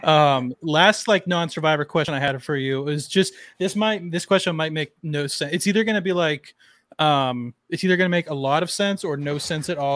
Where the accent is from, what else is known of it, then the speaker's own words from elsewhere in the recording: Pittsburgh, Pennsylvania, United States; moved away; I'm from Pittsburgh, Pittsburgh originally.